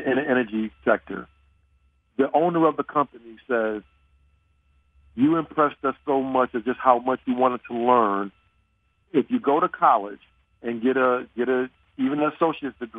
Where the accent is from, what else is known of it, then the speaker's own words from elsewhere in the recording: New York City, New York, United States; accent: Brooklyn; moved away as an adult; now in Dallas, United States; I grew up in Bed-Stuy, Brooklyn